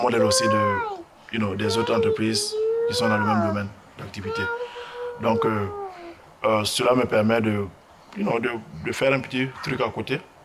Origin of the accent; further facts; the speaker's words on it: Burkina Faso; moved away as an adult; also born or lived in Ghana; now in United States; Je suis burkinabé